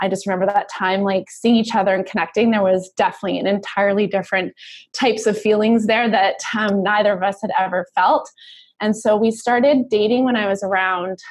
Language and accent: English; Vancouver, British Columbia, Canada; also born or lived in United States / Germany; I grew up Vancouver, Canada